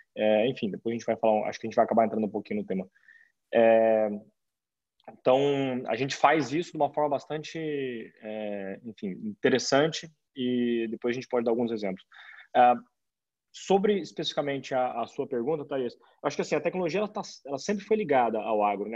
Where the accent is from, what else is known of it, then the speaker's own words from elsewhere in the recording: Campo Grande, Mato Grosso do Sul, Brazil; now in São Paulo, Brazil; eu estou em São Paulo hoje, apesar de eu ser, eu sou de Campo Grande, da tá, Mato Grosso do Sul.